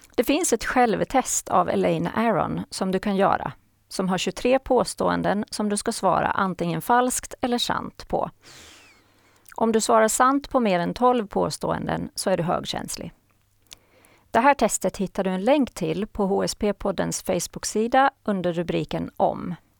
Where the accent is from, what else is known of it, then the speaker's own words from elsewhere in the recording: Haraldsby, Åland Islands; moved away as an adult; now in Sweden; Jag är född och uppvuxen på Åland och bor sedan 1994 i Sverige.